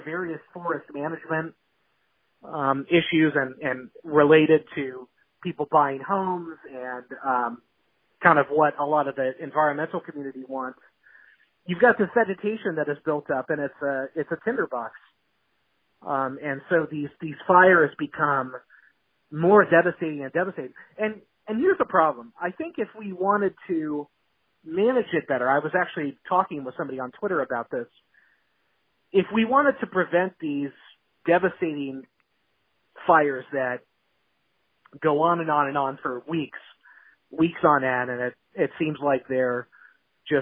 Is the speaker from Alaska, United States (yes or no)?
no; Northern California, United States; moved away as an adult; now in Southern California, United States; I grew up in Northern California